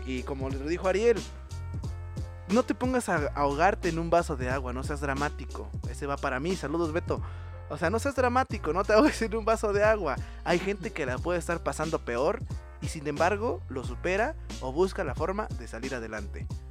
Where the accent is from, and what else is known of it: Mexico